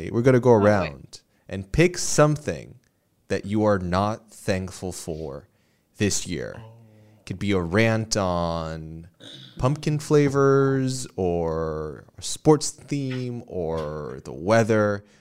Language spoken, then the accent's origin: English; Puerto Rico; moved away as an adult; I grew up in Puerto Rico and I lived there till I was 18 and then I moved here. And in Puerto Rico, we don't have daylight savings time.